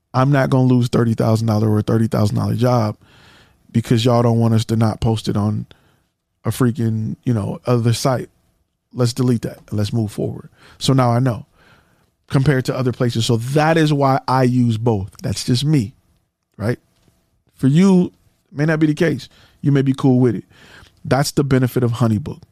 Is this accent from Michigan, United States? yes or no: yes; Detroit, Michigan, United States; I'm from Detroit. And, you know, I'm from the hood